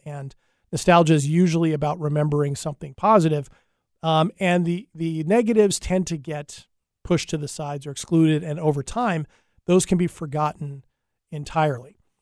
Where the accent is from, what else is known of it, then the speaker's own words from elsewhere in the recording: United States; being an American